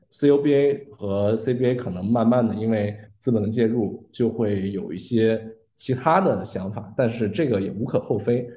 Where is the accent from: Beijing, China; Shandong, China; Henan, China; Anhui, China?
Shandong, China; Qingdao; 因为我是青岛人